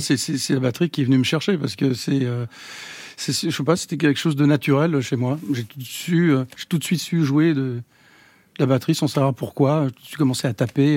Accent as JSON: {"language": "French", "town": "Los Angeles", "region": "California", "country": "United States", "tie": "born or raised there", "moved": "yes", "said": "j'ai grandi aux États-Unis, j'ai appris la musique euh, là-bas."}